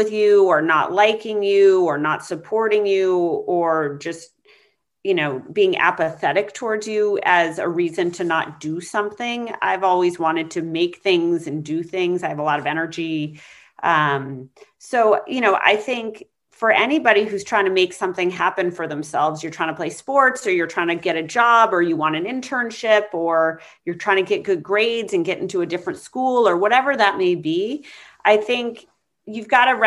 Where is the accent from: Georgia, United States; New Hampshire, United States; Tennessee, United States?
New Hampshire, United States; moved away as an adult; also born or lived in Colorado / Maine / Boston; I was born in Colorado. I grew up in New Hampshire